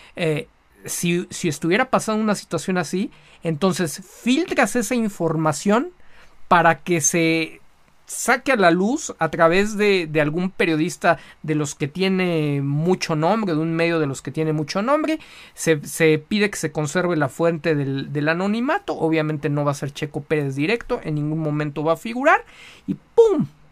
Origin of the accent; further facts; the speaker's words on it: Mexico; como buenos mexicanos